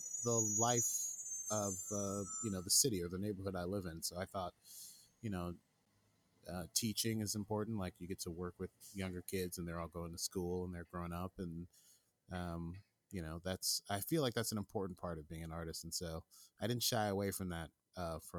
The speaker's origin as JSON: {"language": "English", "town": "New York City", "region": "New York", "country": "United States", "tie": "born or raised there", "said": "I grew up here. I was born and raised in Brooklyn"}